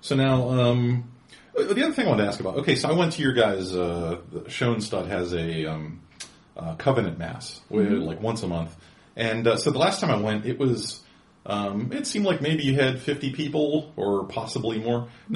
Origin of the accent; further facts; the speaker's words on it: United States; I'm an American.